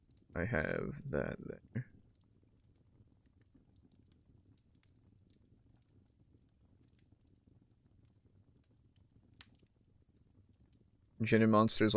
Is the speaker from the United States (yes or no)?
no; United Kingdom; Source, I am British.